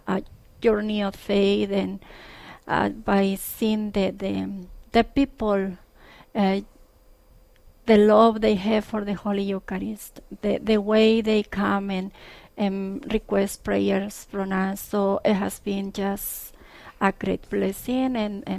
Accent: Coscomatepec, Veracruz, Mexico; moved away as an adult; I'm originally from Mexico. Coscomatepec, Veracruz is the name of my town.

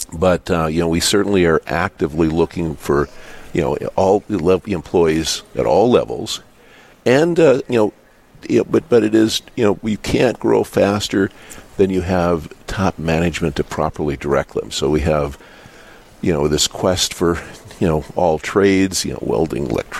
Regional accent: Dickinson, North Dakota, United States; I was born in Dickinson. I went to Catholic school here.

